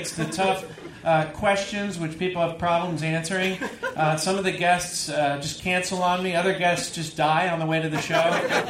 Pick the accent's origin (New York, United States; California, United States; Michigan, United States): California, United States; moved away; I'm from California originally, and I didn't know what a donaire was.